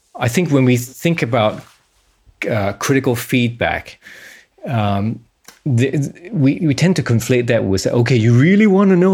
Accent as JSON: {"language": "English", "country": "Singapore", "moved": "yes", "said": "I was from Singapore, so I had to be conscripted for two and a half years."}